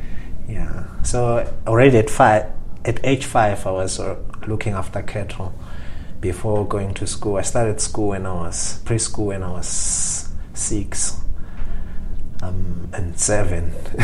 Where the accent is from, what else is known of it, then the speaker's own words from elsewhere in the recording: Lavumisa, Shiselweni, Eswatini; I grew up in Swaziland. I've lived in Swaziland pretty much my whole life. So I grew up in a little town called Lavamisa in the southern part of Swaziland